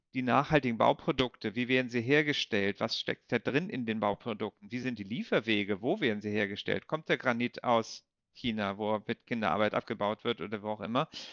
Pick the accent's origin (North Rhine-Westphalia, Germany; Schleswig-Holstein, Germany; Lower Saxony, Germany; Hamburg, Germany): Schleswig-Holstein, Germany; Kiel; moved away as an adult; also born or lived in Bonn / Brussels; Ich komme ja aus Kiel ursprünglich